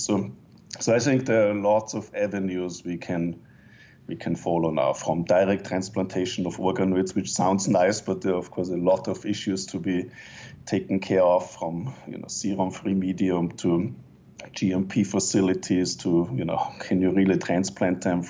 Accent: Austria; moved away as an adult; also born or lived in Innsbruck, Austria; now in Canada; my home country

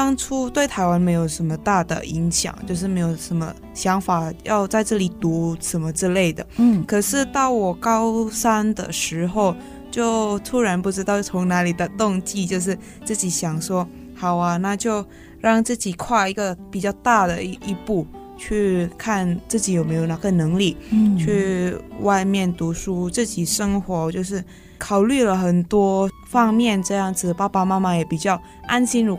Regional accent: Medan, North Sumatra, Indonesia; moved away as an adult; now in Taichung, Taiwan; 中教育大学国际企业学系的留学生，今年是第三年了。嗯，那我本身是印尼侨生，我是从棉兰来的。

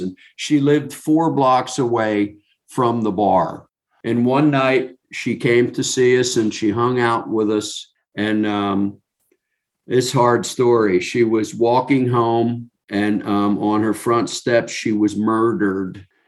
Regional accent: New Jersey, United States; I'm from New Jersey, I'm not from Great Britain

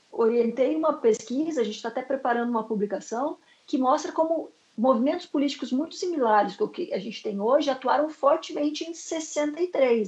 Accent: Curitiba, Paraná, Brazil; eu sou de, da República de Curitiba

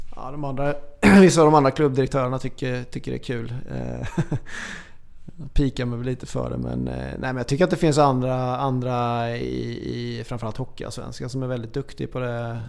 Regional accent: Småland, Sweden; jag är smålänning

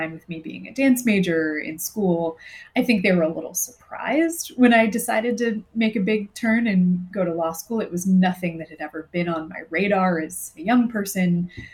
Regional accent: Southern California, United States; moved away as an adult; I was also from Southern California and had hadn't really traveled that much

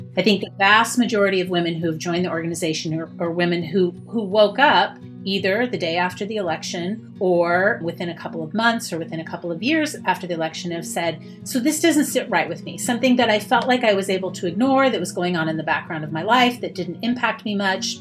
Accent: Utah, United States; moved away as an adult; also born or lived in Manhattan, New York; now in Boston, United States; I grew up in Utah, left Utah

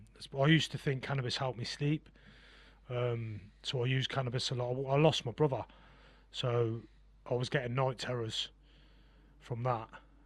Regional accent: Gosport, South East England, United Kingdom; born there; So I was born in Gosport. I was actually born down on a Navy base.

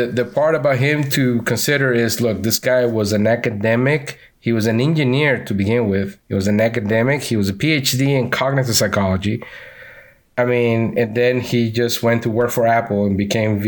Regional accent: Venezuela; accent: Venezuelan; now in Orlando, United States; I'm from Venezuela.

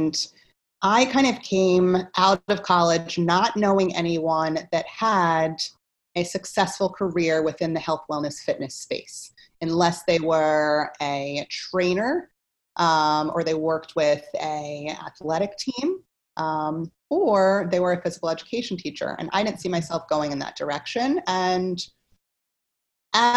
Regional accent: Philadelphia, Pennsylvania, United States; also born or lived in Washington, D.C. / Germany; I hail from Philadelphia, Pennsylvania

